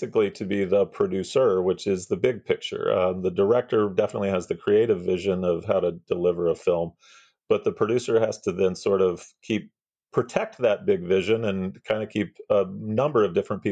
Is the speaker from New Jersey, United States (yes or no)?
no; Missouri, United States; moved away as an adult; now in Southern California, United States; I am originally from the Midwest, grew up in Missouri, small town, middle America, and have now been in Southern California, though, for the last 25 years or so